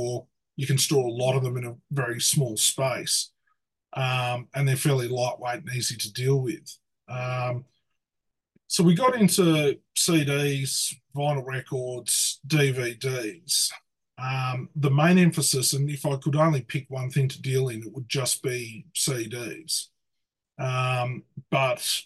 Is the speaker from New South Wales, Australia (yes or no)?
yes; hometown a couple of hours from Sydney, New South Wales, Australia; Sydney, which is a couple of hours from where I live